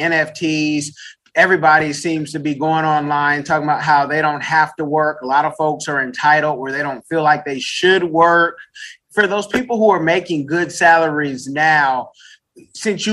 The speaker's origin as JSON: {"language": "English", "town": "Oakland", "region": "California", "country": "United States", "said": "I'm from the Bay Area, Oakland, California, East Oakland"}